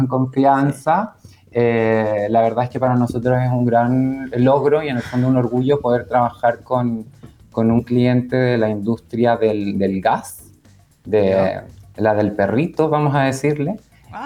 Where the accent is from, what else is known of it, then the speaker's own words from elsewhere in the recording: Chile; now in Canary Islands, Spain; cuando tenía 10 años mi, mamá en el fondo dijo, tengo que acercar a mis hijos a la cultura chilena, así que nos mudamos